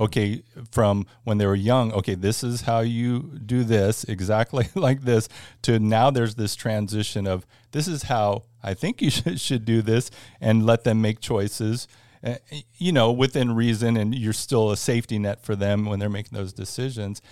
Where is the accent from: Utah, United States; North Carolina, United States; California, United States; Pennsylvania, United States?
California, United States; Northern; moved away as an adult; now in Florida, United States; born and raised in California, uh, actually Northern California